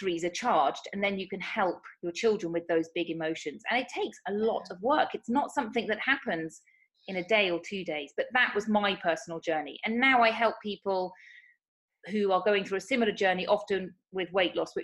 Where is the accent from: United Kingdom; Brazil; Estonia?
United Kingdom; moved away as an adult; now in Spain; as you may tell from my accent, I'm from the United Kingdom. But I actually moved to Spain 8 years ago.